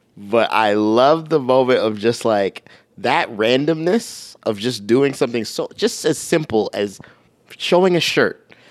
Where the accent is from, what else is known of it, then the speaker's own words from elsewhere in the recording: Minnesota, United States; moved away; also born or lived in Michigan; I'm from Minnesota, I went to Michigan